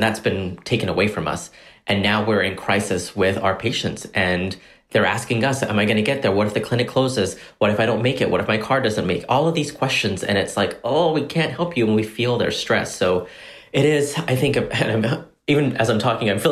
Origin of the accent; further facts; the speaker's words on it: Corsicana, Texas, United States; growing up in Corsicana, we were undocumented at the time